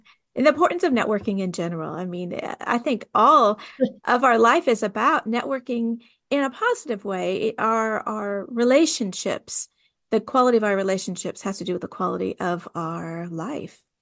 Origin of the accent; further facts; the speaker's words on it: California, United States; also born or lived in the South (US); now in the South, United States; I'm from California